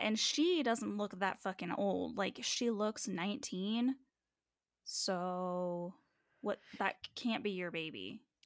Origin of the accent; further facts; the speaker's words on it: United States; I'm that American